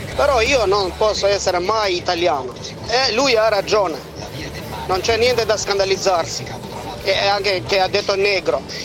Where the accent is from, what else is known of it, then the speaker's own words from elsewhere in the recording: Albania; now in Italy; sono albanese, non dico sono italiano, ho preso la cittadinanza italiana